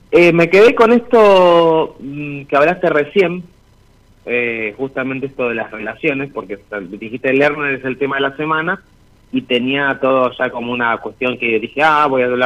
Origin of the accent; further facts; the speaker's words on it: Lanús, Buenos Aires Province, Argentina; Soy de Lanús, estoy de Lanús, eh, con mi hermana esposa que ahora está durmiendo.